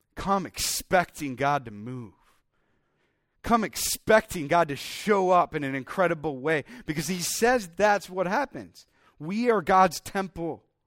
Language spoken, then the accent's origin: English; Iowa, United States; also born or lived in Minnesota; I grew up in Iowa